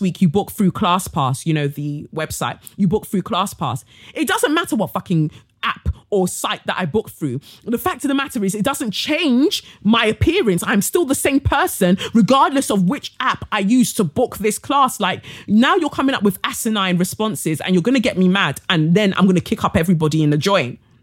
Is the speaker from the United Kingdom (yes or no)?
no; Nigeria; I'm Nigerian